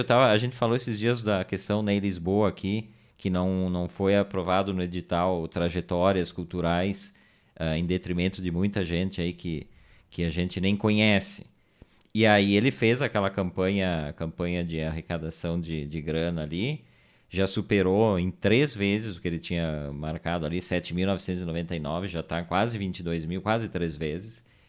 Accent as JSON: {"language": "Portuguese", "country": "Brazil", "said": "nós somos brasileiros"}